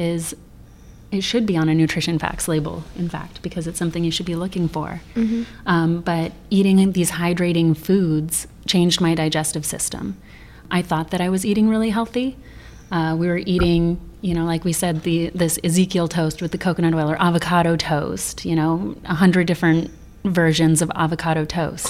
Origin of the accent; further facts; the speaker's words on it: Sedona, Arizona, United States; moved away; ancient food technologies that we were raised with in Sedona